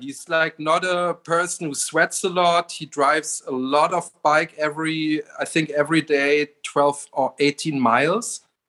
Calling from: Berlin, Germany; I'm coming from Berlin, Germany. I'm on a heat wave in Berlin right now.

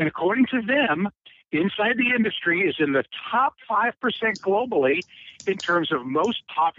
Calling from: Cincinnati, Ohio, United States; This is … in Cincinnati.

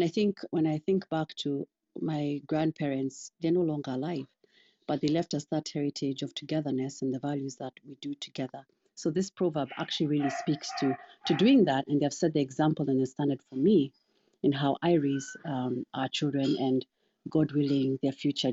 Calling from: Missouri, United States; I'm joining from Missouri

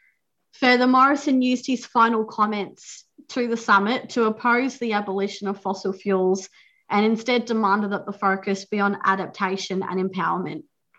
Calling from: Victoria, Australia; I'm joining you from Wadawurrung country, and acknowledge that we're meeting on stolen land.

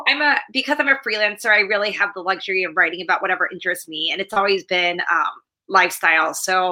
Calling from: New York City, New York, United States; Yeah, I'm calling from New York City, from the West Village, where I live.

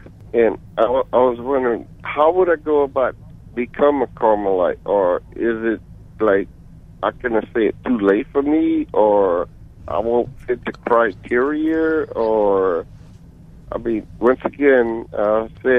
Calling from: Coteau, Louisiana, United States; I'm calling from Coteau, Louisiana.

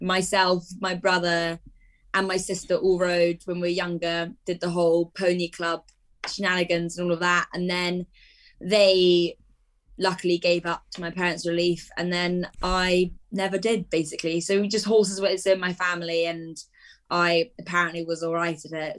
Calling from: Newmarket, East of England, United Kingdom; also born or lived in Edinburgh; I'm calling you from home, which is just outside Newmarket

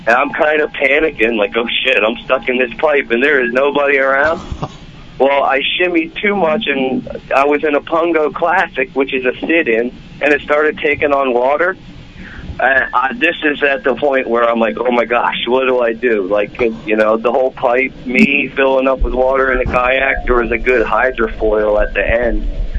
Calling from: Briningsville, Pennsylvania, United States; from Briningsville, PA.

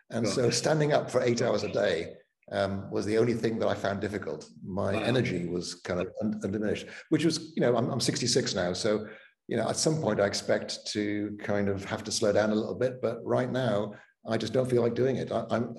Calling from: Stark, Florida, United States; I'm phoning in from a town called Stark, which is in northern Florida, halfway between Jacksonville and Gainesville.

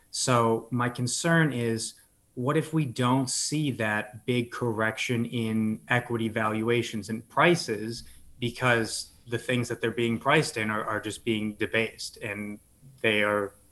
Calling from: Chicago, Illinois, United States; I am in Chicago right now.

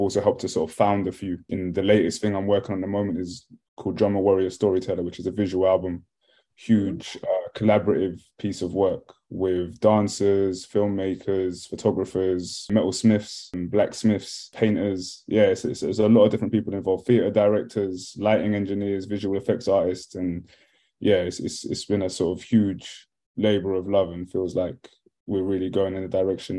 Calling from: Brentford, London, United Kingdom; I'm in West London, Brentford, West London.

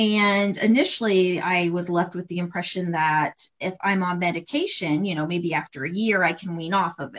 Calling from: Ohio, United States; Yeah, I'm joining from Ohio.

